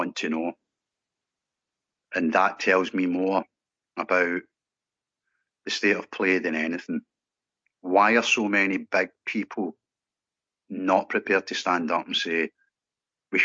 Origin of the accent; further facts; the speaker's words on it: Scotland, United Kingdom; I'm a Scottish lad.